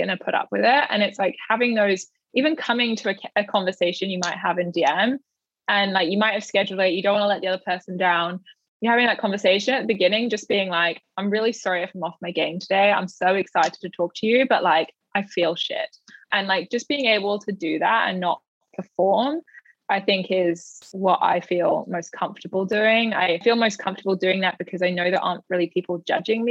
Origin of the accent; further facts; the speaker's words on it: United Kingdom; I'm British